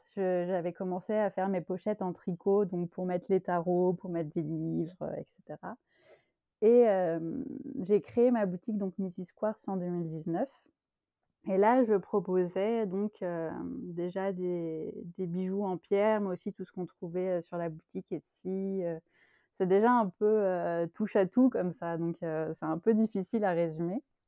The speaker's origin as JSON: {"language": "French", "area": "Paris region", "region": "Île-de-France", "country": "France", "tie": "born or raised there", "moved": "as an adult", "lives_now": "Belgium", "said": "j'habite en Belgique, mais j'ai longtemps habité en France, où je suis née, donc en région parisienne."}